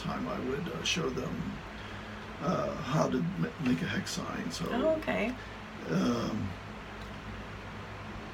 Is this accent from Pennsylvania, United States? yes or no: yes; Kutztown, Pennsylvania, United States; growing up in Kutztown